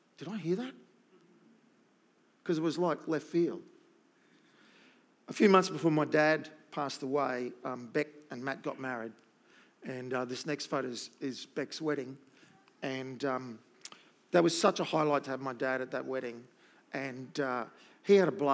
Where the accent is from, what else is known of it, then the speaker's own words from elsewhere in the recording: Gold Coast, Queensland, Australia; when you live on the Gold Coast